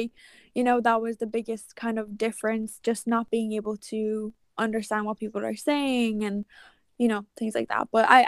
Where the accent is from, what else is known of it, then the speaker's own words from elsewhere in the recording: Ireland; English is a second language; I think that's where my accent is not, it's not as Irish as like it could get.